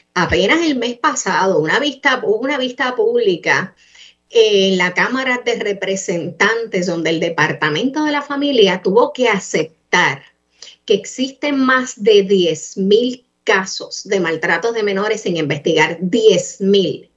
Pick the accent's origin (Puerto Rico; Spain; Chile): Puerto Rico; todos somos puertorriqueños